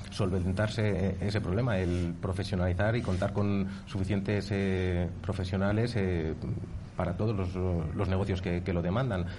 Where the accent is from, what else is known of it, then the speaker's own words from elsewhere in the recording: Valladolid, Castile and León, Spain; somos pucelanos